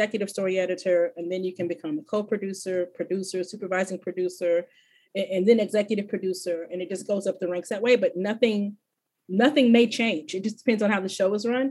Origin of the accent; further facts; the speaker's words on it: Fort Worth, Texas, United States; also born or lived in Corpus Christi, Texas; We moved to Fort Worth when I was a little older. I want to say I was 8 or 9 when we moved